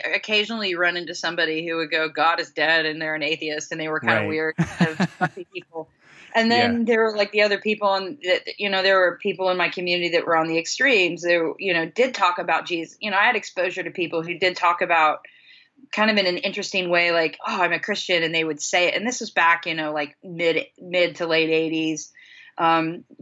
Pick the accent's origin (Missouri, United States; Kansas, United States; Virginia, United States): Kansas, United States; Chanute; moved away; I grew up in a relatively small community of about somewhere between 10 and 15,000 people. It's pretty small, small town Chanute